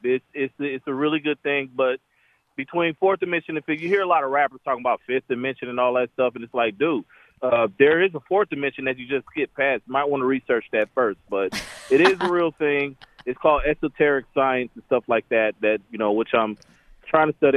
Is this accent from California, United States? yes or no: no; Tucson, Arizona, United States; moved away; also born or lived in Atlanta / Nashville; I'm from Tucson, Arizona. I've lived in Atlanta. I've lived in Nashville